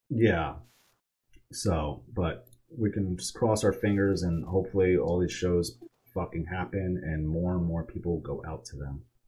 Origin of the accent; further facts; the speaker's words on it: Poughkeepsie, New York, United States; now in Texas, United States; I'm from Poughkeepsie, New York.